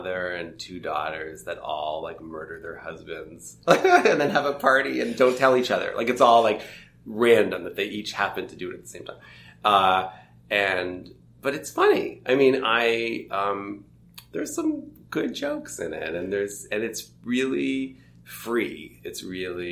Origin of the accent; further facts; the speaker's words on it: Toronto, Ontario, Canada; I grew up in Toronto